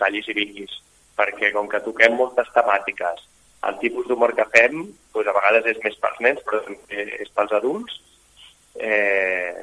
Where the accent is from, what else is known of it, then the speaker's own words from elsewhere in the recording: Barcelona, Catalonia, Spain; els quatre som de Barcelona